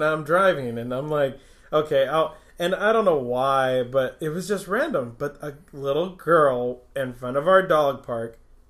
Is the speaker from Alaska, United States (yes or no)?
yes; Fort Greely, Alaska, United States; going up with me and my brother and a couple of kids that we grew up with in Fort Greeley